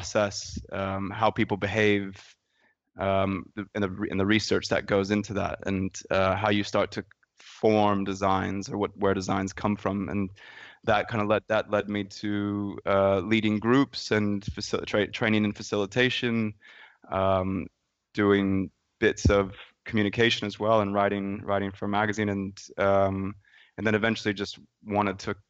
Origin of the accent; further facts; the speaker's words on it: San Francisco Bay Area, California, United States; I grew up in the San Francisco Bay Area